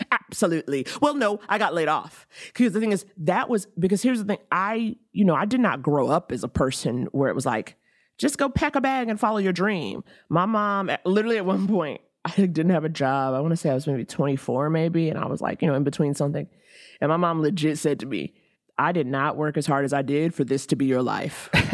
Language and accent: English; New York, United States; I was from New York